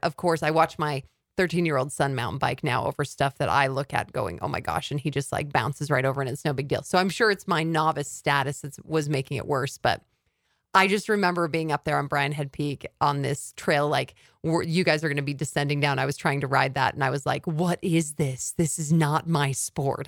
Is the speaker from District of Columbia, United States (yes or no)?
no; Cedar City, Utah, United States; I actually grew up in Cedar City